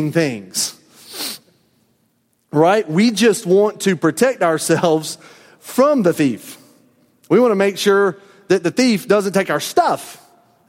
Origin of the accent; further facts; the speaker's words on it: the South, United States; I was a native Southerner